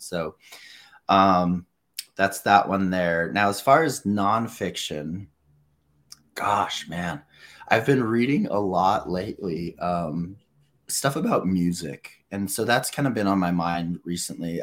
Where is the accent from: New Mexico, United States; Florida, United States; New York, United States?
New Mexico, United States; I'm the homeschool kid from New Mexico